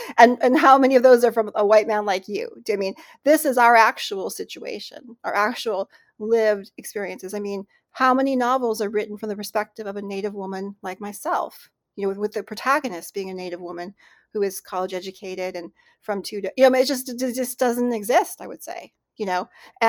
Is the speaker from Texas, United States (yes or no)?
no; Cleveland, Ohio, United States; born there; I was born in Cleveland, Ohio. My parents met there through a program called Relocation, which was an initiative by Congress in the mid-20th century to basically terminate tribes politically and then to relocate the young people to urban centers like Cleveland.